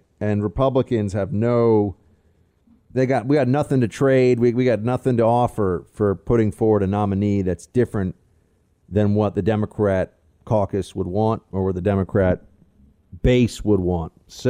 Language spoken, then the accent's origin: English; Midwest, United States; but I grew up in the Midwest where it was standard.